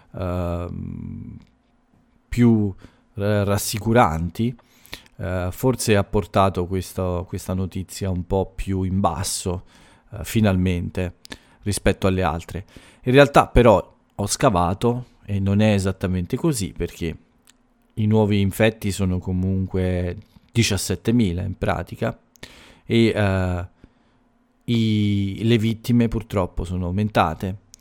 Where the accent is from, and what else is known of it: Italy